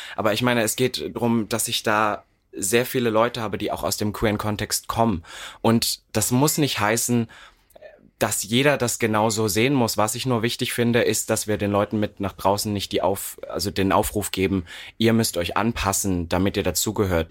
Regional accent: Berlin, Germany; ich komme aus Berlin jetzt, wo man denkt, oh, das ist ja nun die offenste Stadt Deutschlands

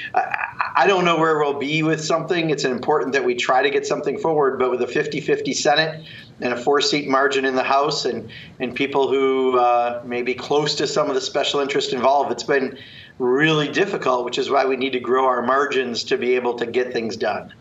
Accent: Kenosha County, Wisconsin, United States; my home state and my, my birth county, uh, Kenosha County.

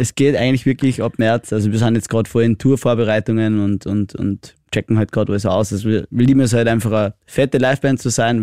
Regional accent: Austria; ich bin ein typischer Österreicher

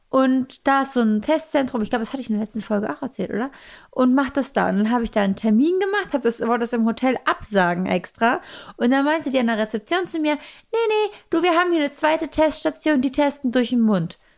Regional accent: Germany; Und dann sagt man auch, ja, ich war, wir kommen aus Deutschland, oh, Germany.

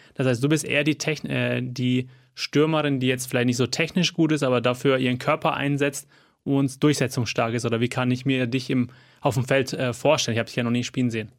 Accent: Fürth, Bavaria, Germany; Als gebürtiger Fürther und Kleeblatt-Fan

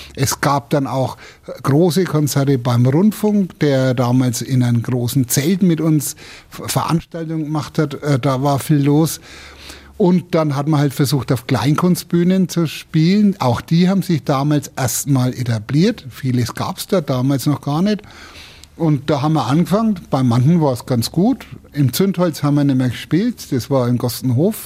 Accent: Nuremberg, Bavaria, Germany; ich komme aus der Innenstadt

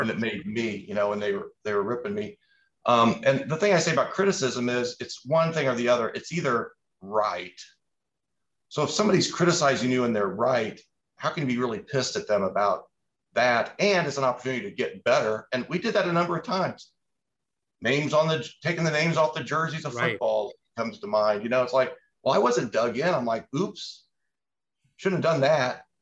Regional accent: Indianapolis, Indiana, United States; I grew up in Indianapolis

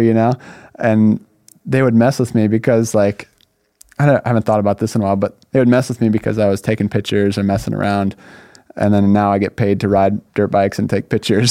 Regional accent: Northern California, United States; moved away as an adult; also born or lived in Laguna Hills, California; now in Southern California, United States; I grew up in Northern California

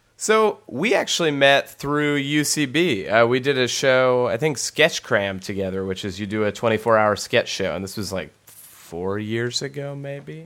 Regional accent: Los Angeles, California, United States; I grew up in North Hollywood

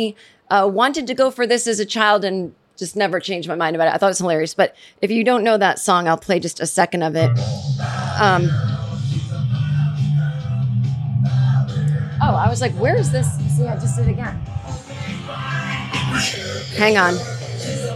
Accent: Massachusetts, United States; growing up in Massachusetts, as did

